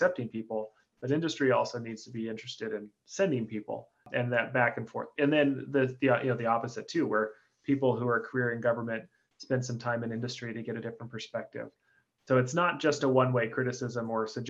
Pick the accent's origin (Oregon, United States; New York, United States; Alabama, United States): Oregon, United States; I'm from Oregon